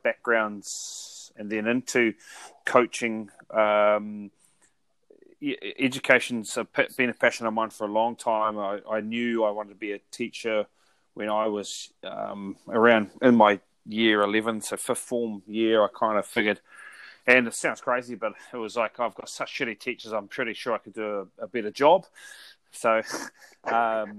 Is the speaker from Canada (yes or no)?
no; New Zealand; I'm from New Zealand